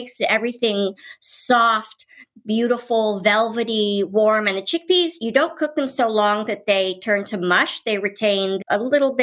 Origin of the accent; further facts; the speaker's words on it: Washington, District of Columbia, United States; also born or lived in Paris; when I grew up in Washington, D.C.